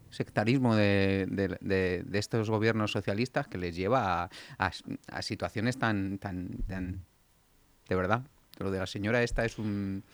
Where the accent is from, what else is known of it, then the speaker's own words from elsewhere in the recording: Getafe, Community of Madrid, Spain; Getafe importante. En mi pueblo